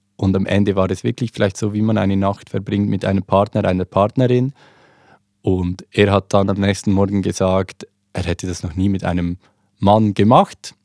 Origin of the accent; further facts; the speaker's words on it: Switzerland; accent: Swiss German; zeige ich meine Schweizer ID oder meinen Schweizer Pass, ich spreche Schweizerdeutsch